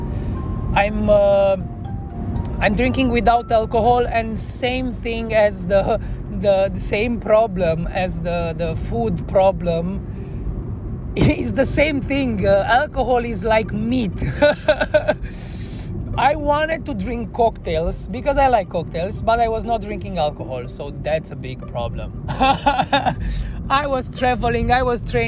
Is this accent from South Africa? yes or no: no; Cluj-Napoca, Cluj County, Romania; also born or lived in Bucharest; from Cluj, from my hometown